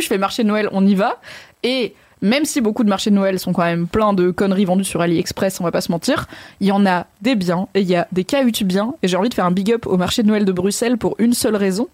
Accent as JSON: {"language": "French", "area": "Haut-Rhin", "region": "Grand Est", "country": "France", "said": "moi je viens du Haut-Rhin, donc du 6-8"}